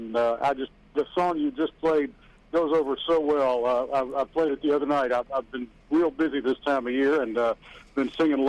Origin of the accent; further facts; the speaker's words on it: Pascagoula, Mississippi, United States; moved away as an adult; also born or lived in Louisiana / Mobile, Alabama; now in Nashville, United States; I was raised in Pascagoula, Mississippi